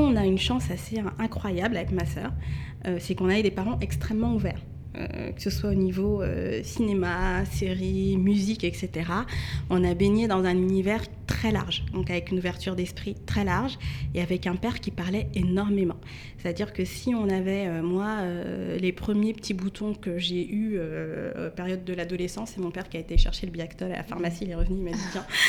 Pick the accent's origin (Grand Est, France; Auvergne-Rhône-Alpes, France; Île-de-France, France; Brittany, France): Île-de-France, France; Mantes-la-Jolie; j'ai grandi à Mantes-la-Julie. Mhm. donc 78